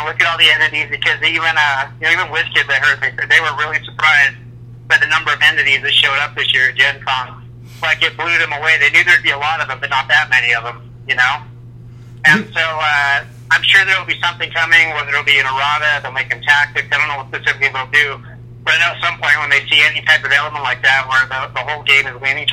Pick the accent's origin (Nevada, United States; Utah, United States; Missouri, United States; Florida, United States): Utah, United States; Salt Lake City; When I was like 4 years old, even though I'm from Salt Lake City